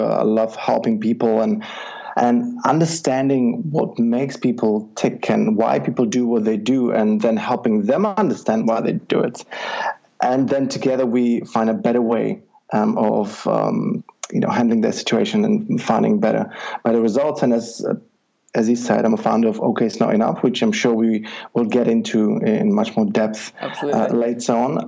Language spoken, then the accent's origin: English; Czechia; moved away as an adult; I'm originally from Czech Republic, okay. and I'm from a little village up the hills and mountains where um, it's you know just a few hundred people